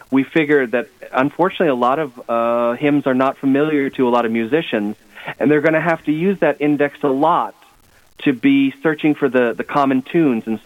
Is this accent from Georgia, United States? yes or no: no; Adrian, Minnesota, United States